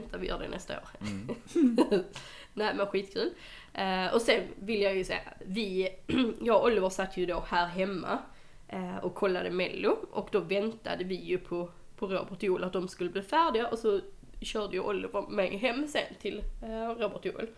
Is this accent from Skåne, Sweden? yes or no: yes; Skåne, Sweden; jag är skåning